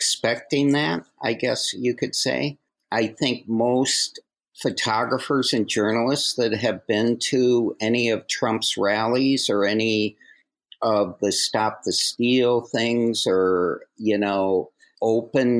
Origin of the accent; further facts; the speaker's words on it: Minneapolis, Minnesota, United States; I grew up in Minneapolis